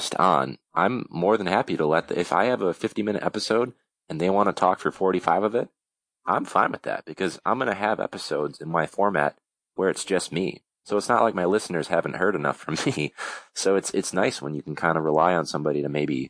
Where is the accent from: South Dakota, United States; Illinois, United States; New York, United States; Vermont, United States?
Illinois, United States; Chicago; I'm from Chicago